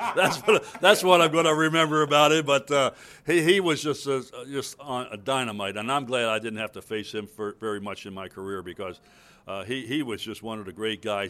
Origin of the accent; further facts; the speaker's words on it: Baltimore, Maryland, United States; moved away; in Baltimore, my hometown